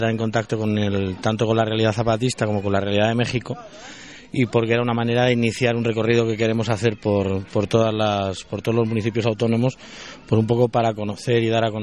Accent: Spain; De España.

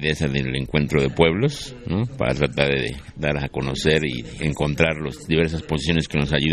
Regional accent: Mexico City, Mexico; De la Ciudad de México.

